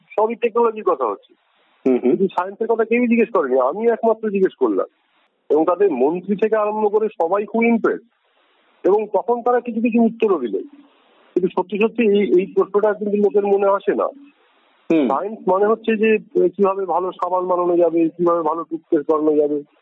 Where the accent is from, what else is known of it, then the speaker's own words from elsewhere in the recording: West Bengal, India; পশ্চিমবঙ্গের রাজনীতি অন্যরকম ছিল আমরা তার মধ্যে দিয়ে বড় হয়েছি